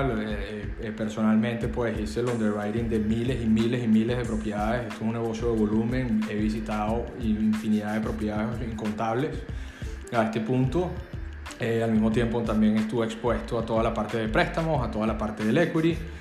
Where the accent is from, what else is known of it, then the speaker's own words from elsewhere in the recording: Venezuela; moved away as an adult; now in Miami, United States; soy abogado en Venezuela